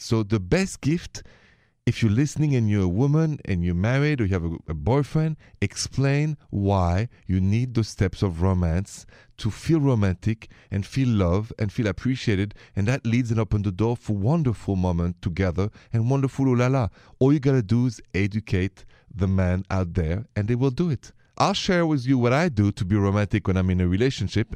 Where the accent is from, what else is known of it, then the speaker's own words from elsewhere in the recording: Paris, Île-de-France, France; accent: French from Paris; English is a second language; moved away; My accent is French from Paris